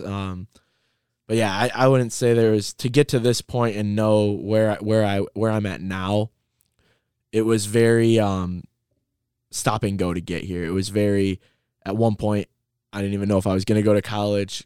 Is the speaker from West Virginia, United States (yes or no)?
no; Trenton, Michigan, United States; also born or lived in Lincoln Park, Michigan; I started growing up in Lincoln Park, Michigan, and then I ended up moving to Trenton, and I, I went to Trenton Public Schools